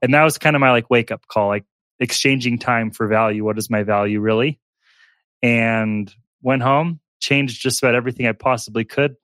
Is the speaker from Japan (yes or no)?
no; Alaska, United States; moved away as an adult; also born or lived in Tulsa, Oklahoma; I was born in Tulsa, Oklahoma, uh, but quickly moved up to Alaska. I was there from ages three to eighteen.